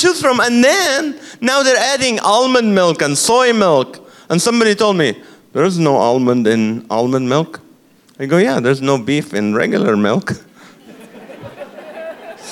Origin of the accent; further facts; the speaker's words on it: Kuwait; now in California, United States; I'm from the Middle East, and I grew up in Kuwait